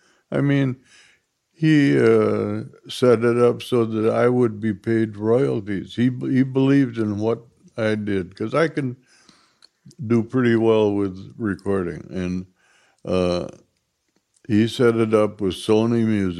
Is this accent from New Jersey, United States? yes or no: no; Minneapolis, Minnesota, United States; I'm from Minneapolis, Minnesota, and was born in 1934